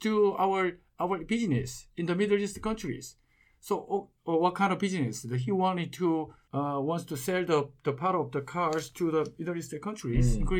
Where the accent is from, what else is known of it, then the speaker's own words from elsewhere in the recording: Busan, South Korea; in the shoemaking company in Busan, my hometown